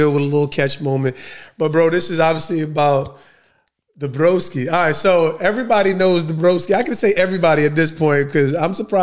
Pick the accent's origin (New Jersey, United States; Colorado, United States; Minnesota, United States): New Jersey, United States; Jersey we got the club